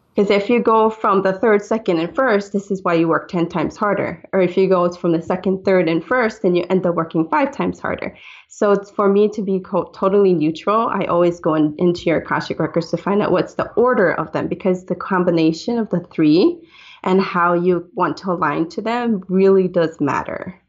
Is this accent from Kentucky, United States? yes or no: no; Hawaii, United States; I'm Hawaiian